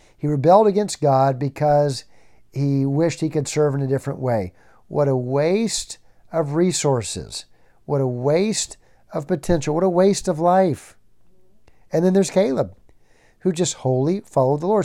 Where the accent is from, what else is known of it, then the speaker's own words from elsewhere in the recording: Tennessee, United States; I was born in Tennessee